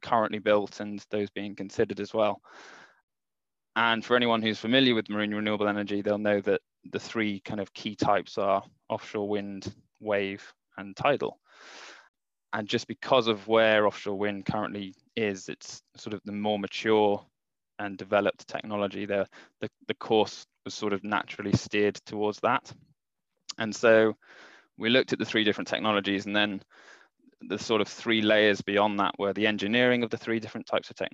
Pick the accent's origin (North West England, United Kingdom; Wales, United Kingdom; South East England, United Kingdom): Wales, United Kingdom; Mid; also born or lived in Swansea; I grew up in Mid Wales